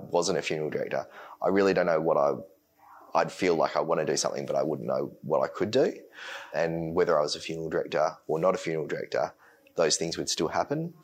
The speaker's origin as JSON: {"language": "English", "town": "Bunbury", "region": "Western Australia", "country": "Australia", "tie": "born or raised there", "said": "I was born in Bunbury. I still live in Bunbury"}